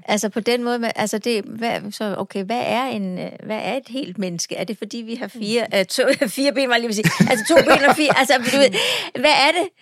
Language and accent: Danish; Falster, Zealand, Denmark; accent: Falster; Jeg kommer fra Falster, det er den, du kan høre